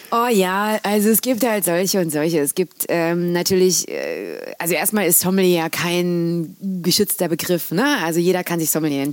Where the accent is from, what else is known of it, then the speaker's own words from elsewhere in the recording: North Rhine-Westphalia, Germany; moved away as an adult; also born or lived in London; ich komme aus Nordrhein-Westfalen